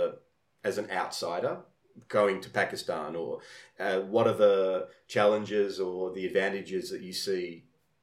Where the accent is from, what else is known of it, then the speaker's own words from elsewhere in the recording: Australia; I'm Australian with Italian heritage.